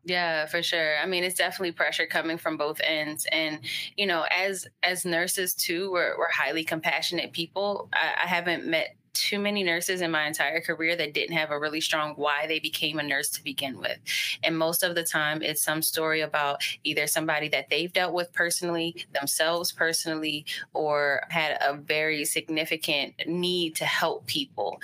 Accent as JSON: {"language": "English", "town": "Baltimore", "region": "Maryland", "country": "United States", "tie": "born or raised there", "also_born_or_lived": "Hawaii / Texas", "said": "we ended up around second grade coming to Baltimore, and that's where I've been, and that's where I continue to stay"}